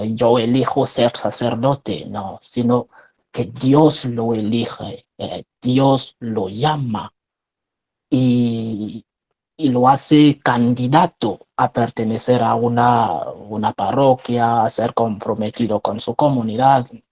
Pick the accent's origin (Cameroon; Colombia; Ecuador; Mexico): Cameroon; first language French; Spanish is a second language; moved away as an adult; now in Spain; Soy un religioso franciscano de María, sacerdote de Camerún, de origen un país de centro de África